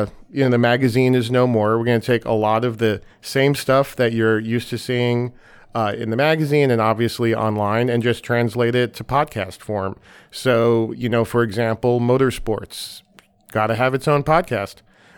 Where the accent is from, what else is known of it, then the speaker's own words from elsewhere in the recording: Long Island, New York, United States; I'm not a Detroiter. I'm from New York. Grew up on Long Island. My dad was a car guy, which made me a car guy